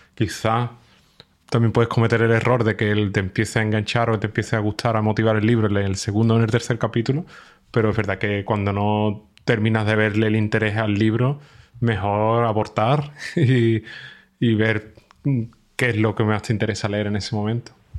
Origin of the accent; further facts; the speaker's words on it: Spain; now in Germany; yo, soy de España, pero estoy viviendo en Alemania